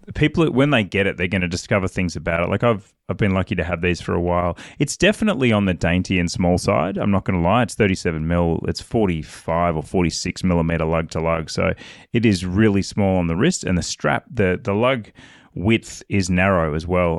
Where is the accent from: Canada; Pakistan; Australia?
Australia; I'm an Aussie